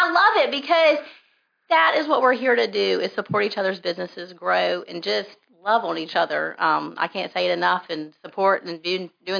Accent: Richmond, Virginia, United States; also born or lived in Pennsylvania; I was born in Pennsylvania, raised in Richmond, Virginia

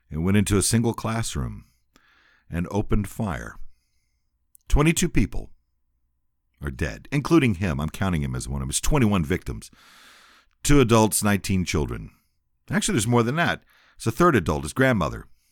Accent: San Antonio, Texas, United States; also born or lived in Shreveport, Louisiana / Seguin, Texas; I grew up in San Antonio, went to school, went to elementary school, went to junior high school, went to high school

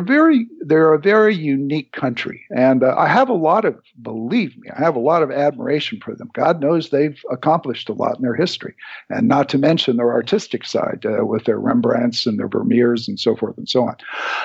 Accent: Philippines; because I went, I was raised in the Philippines. And my dad was in a form of law enforcement that was very violent and very rough.

